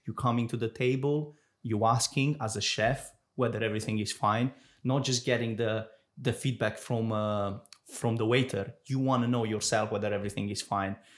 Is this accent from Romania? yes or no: yes; Romania; now in Jersey; I'm, I'm from Romania